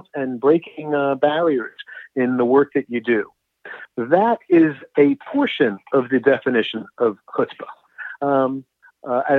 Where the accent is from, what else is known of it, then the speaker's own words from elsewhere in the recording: New York, Washington, D.C., East Coast, United States; I'm from the East Coast, so New York, Washington, D.C.